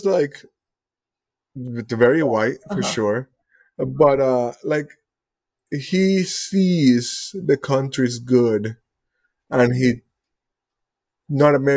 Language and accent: English; Puerto Rico; I come from the, we call it the last colony on Earth